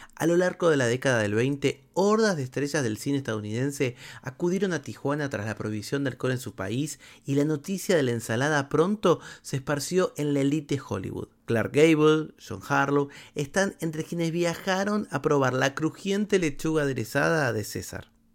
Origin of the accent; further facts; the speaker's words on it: Argentina; Había un único canal en mi país, Canal 7 del Estado, que cuando yo era chico se llamaba ATC